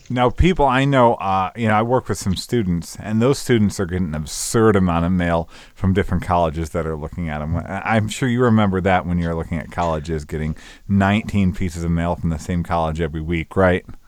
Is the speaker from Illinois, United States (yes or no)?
yes; Northern Illinois, United States; moved away as an adult; also born or lived in Northeast Georgia; I'm from Northern Illinois